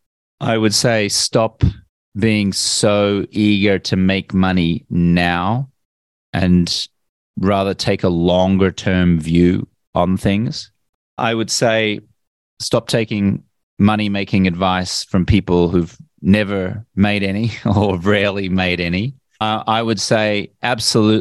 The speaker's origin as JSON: {"language": "English", "country": "Australia", "tie": "born or raised there", "said": "I grew up in Australia where everyone my age drank."}